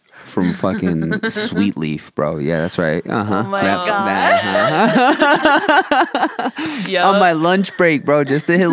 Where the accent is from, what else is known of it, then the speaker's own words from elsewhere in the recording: Buffalo, New York, United States; I am originally from New York, city of Buffalo